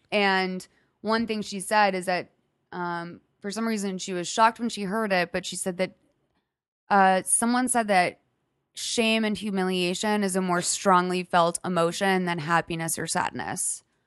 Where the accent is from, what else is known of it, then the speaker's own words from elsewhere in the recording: Lexington, Massachusetts, United States; I'm from a suburb twenty minutes from Boston